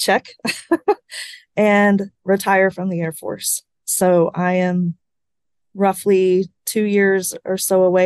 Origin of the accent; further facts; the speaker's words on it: Midland, Texas, United States; moved away as an adult; also born or lived in Alpine, Texas; I am from Midland, Texas